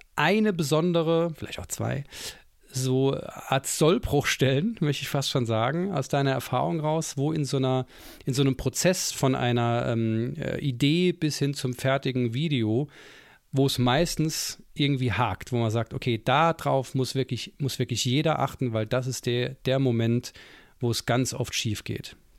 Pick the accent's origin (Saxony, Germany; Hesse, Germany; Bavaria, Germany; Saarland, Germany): Saarland, Germany; ich als Saarländer ähm, bin ja sehr nah an Frankreich.